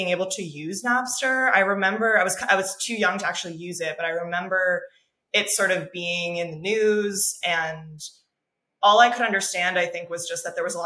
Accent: Miami, Florida, United States; I grew up in Miami during like the kind of EDM boom of like 2008, 2010.

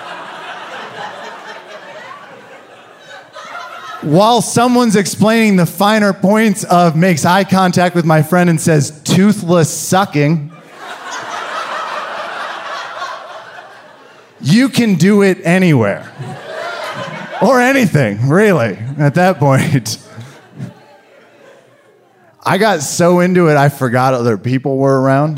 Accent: Kansas, United States; I was raised in Kansas

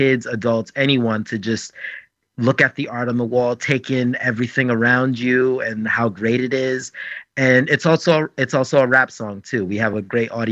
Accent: New York City, New York, United States; my hometown and the culture

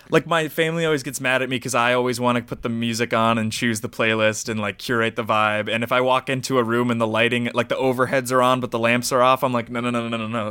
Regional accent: United States; growing up in America as a brown person

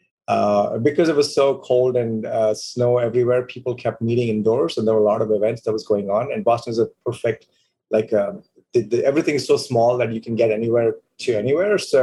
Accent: India; moved away as an adult; now in United States; I decided to stay in my home country, build businesses, and make an impact

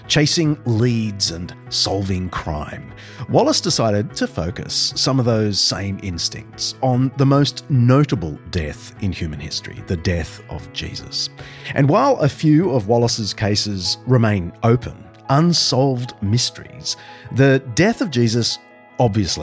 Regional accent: Australia; the University of Queensland in my home country

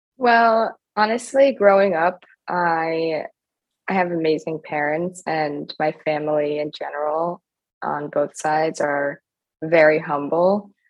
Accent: New York City, New York, United States; I grew up in New York City and I went to private school

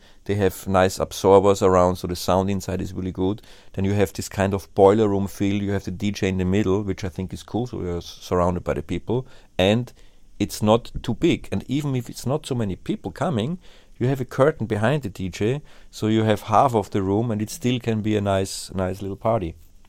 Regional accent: Vienna, Austria; Because I think back then when I came from Vienna, and when I was young and I played my gigs, my ego was also very, very high.

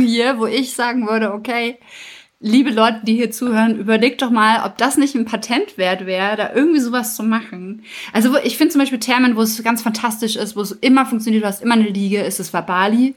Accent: Germany; wir als Deutsche

